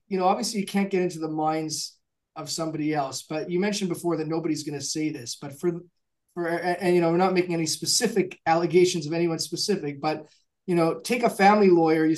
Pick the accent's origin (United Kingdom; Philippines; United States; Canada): Canada; I'm a Canadian myself